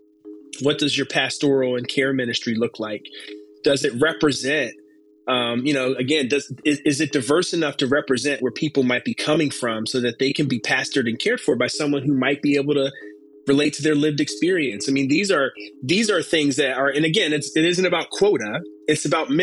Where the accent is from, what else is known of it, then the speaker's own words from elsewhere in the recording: Philadelphia, Pennsylvania, United States; moved away as an adult; now in Cincinnati, United States; the small church that I grew up in back in Philadelphia